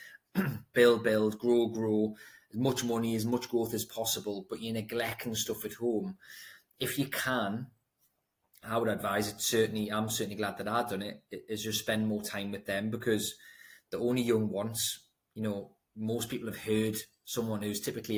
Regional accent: Newcastle upon Tyne, North East England, United Kingdom; I grew up in Throckley, Newcastle upon Tyne, if anyone knows where that is, in a block of flats

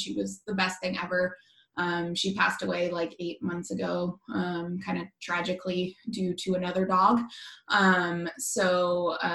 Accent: Portland, Oregon, United States; also born or lived in Washington; I'm from Portland, Oregon

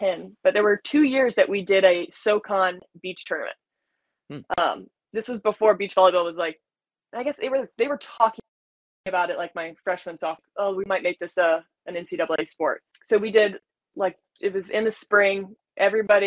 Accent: North Carolina, United States; I grew up in North Carolina

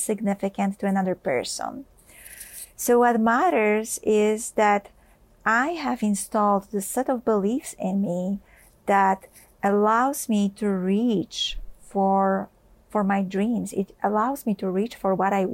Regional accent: Poland; I grew up in Poland

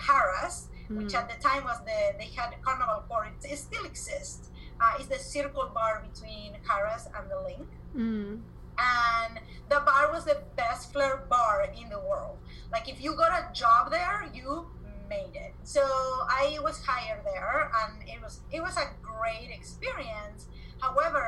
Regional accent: Argentina; English is a second language; moved away as an adult; also born or lived in Spain / Las Vegas, United States; now in United States; I am originally from Argentina. I came to the US in 2001. I came from Spain

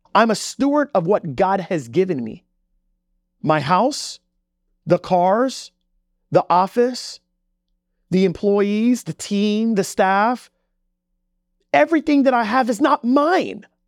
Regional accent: Jamaica; moved away; I come from Jamaica. Like, I'm, I'm not even from this country

